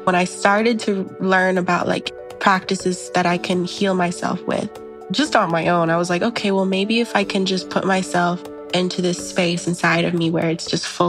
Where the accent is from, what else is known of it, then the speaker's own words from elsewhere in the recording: Arizona, United States; I was born in the desert. I'm from Arizona, but I've sort of been everywhere. So that's a complicated question for me, but I'm definitely from Arizona.